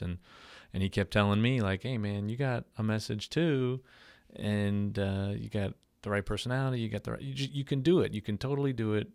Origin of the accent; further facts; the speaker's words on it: Long Island, New York, United States; moved away as an adult; now in Slidell, United States; I'm originally from New York, born and raised Long Island, New York